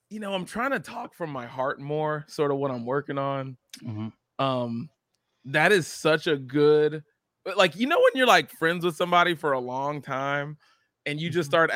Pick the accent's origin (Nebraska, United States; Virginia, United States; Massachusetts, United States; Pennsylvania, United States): Pennsylvania, United States; Philadelphia; I'm from Philly.